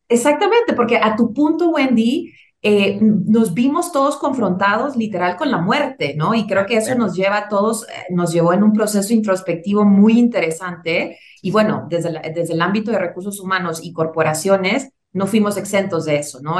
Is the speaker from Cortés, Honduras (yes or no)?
no; Tegucigalpa, Francisco Morazán, Honduras; moved away as an adult; now in Mexico City, Mexico; yo soy originaria de Tegucigalpa, Honduras, ya tengo 12 eh, años y contando radicada en la Ciudad de México